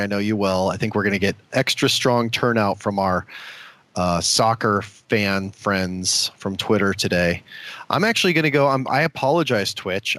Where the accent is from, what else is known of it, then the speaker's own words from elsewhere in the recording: Omaha, Nebraska, United States; my hometown of Omaha, Nebraska